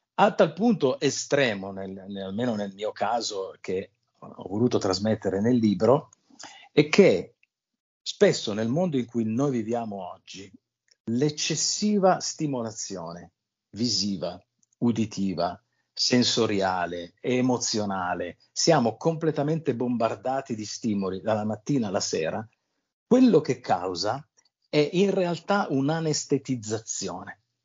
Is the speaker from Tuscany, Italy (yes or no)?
no; L'Aquila, Abruzzo, Italy; io sono nato all'Aquila